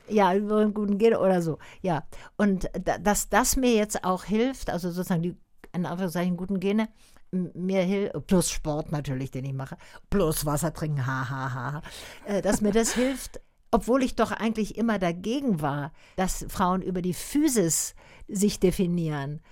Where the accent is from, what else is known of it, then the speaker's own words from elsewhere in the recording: Tübingen, Baden-Württemberg, Germany; ich komme selber aus Tübingen